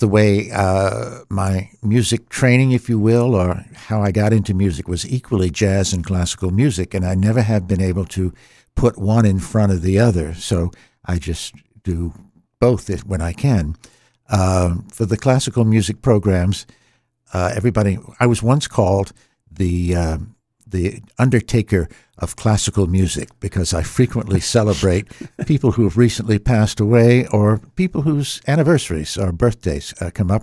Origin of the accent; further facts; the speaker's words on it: Norfolk, Virginia, United States; I was born in Norfolk, Virginia